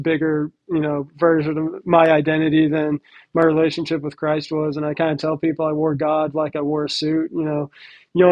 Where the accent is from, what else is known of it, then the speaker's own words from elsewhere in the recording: Nashville, Tennessee, United States; moved away as an adult; also born or lived in Texas / Florida; now in Phoenix, United States; I was born and raised in Nashville, kind of grew up in a sports family